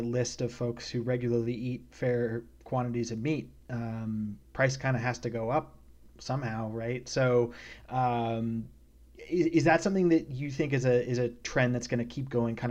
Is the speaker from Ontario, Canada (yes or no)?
no; British Columbia, Canada; moved away; also born or lived in New York City / North Carolina; I grew up in British Columbia, and I've lived in New York City and North Carolina